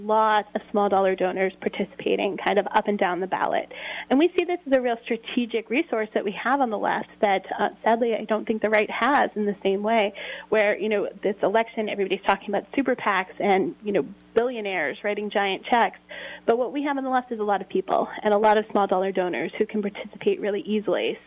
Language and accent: English; Revere, Massachusetts, United States; I come from Revere, Massachusetts